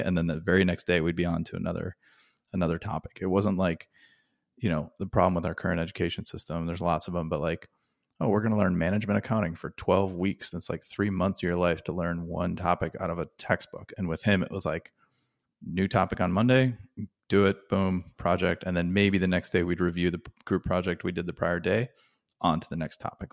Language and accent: English; Wisconsin, United States; where I grew up in Wisconsin and selling candy bars in the cold